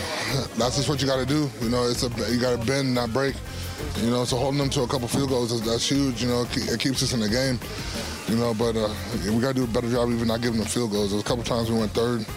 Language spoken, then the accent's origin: English; Wisconsin, United States; moved away; I'm from Wisconsin. Snow doesn't really bother me at all.